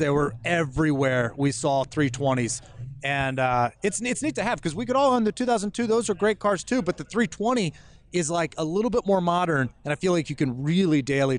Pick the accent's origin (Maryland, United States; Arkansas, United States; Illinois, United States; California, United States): Maryland, United States; Frederick; also born or lived in Gaithersburg, Maryland; Born and raised right in Frederick, Maryland. I was born in Gaithersburg, Maryland, but right up the street, not too far away. We've been there ever since.